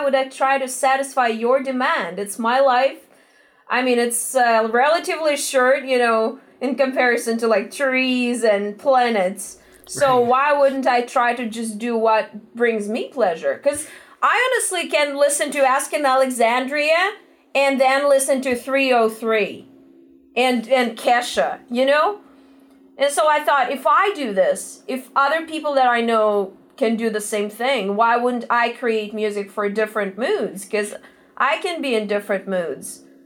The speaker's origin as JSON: {"language": "English", "region": "Moscow", "country": "Russia", "moved": "as an adult", "lives_now": "Los Angeles, United States", "said": "we're originally from Russia, Moscow. Um, we took a one way ticket to Los Angeles four years ago"}